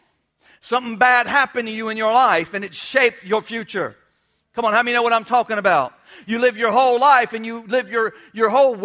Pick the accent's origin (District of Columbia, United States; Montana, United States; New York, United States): New York, United States; Well, that's how we roll in South Florida. I'm a Yankee. I'm a rebel. I'm from New York. I'm from New York.